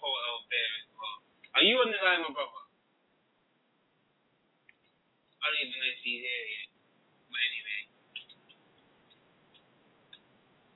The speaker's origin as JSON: {"language": "English", "country": "Jamaica", "said": "I'm Jamaican as well"}